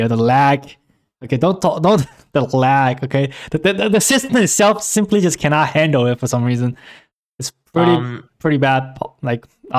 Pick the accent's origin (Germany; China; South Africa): China; moved away; I grew up in China.